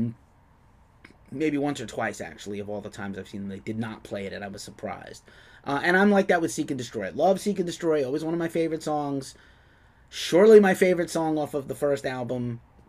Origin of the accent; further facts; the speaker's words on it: New York City, New York, United States; I'm from the Bronx, New York, where two guys are from.